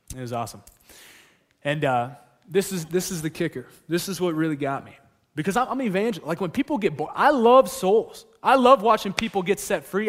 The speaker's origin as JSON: {"language": "English", "region": "California", "country": "United States", "also_born_or_lived": "Alaska", "moved": "yes", "said": "I'm from California"}